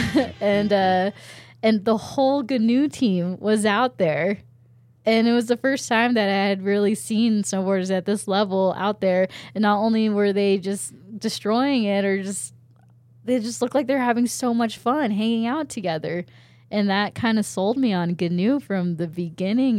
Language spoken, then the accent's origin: English; Snoqualmie Pass, Washington, United States; also born or lived in Japan; growing up in Washington at Snoqualmie Pass